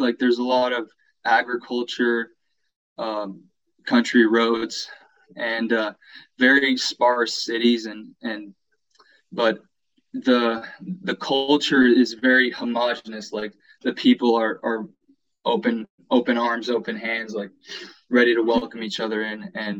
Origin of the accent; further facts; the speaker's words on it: Seattle, Washington, United States; also born or lived in Romania; And so my family didn't know that they were going to move over here to the United States until I was like 2 years old. Mm-hmm. And so I've lived here most of my life, but you know, I still have those roots back home.